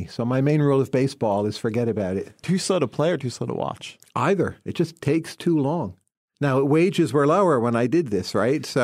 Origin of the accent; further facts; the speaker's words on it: New Jersey, United States; so New Jersey is an important exporter of people, but keep in mind that also means there's demand for those people. So you grow up in population density, so you learn a lot from other people